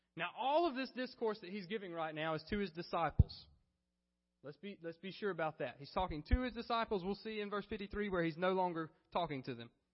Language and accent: English; Alabama, United States; I was from Alabama